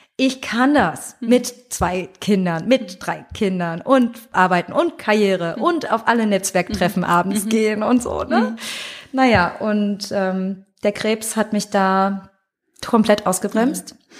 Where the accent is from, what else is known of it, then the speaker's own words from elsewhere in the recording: Frankfurt, Hesse, Germany; ich komme ja aus Frankfurt